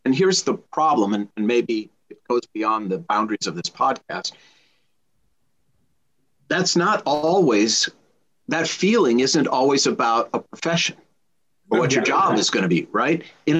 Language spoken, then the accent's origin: English; Minnesota, United States; now in Los Angeles, United States; I came from Minnesota. They were both raised in LA, but they both love hockey and they both love the Minnesota Vikings.